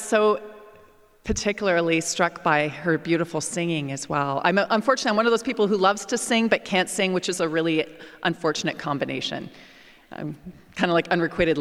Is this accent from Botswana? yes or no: no; Canada; moved away as an adult; also born or lived in England / United States; Whenever I came back to Canada, and particularly my hometown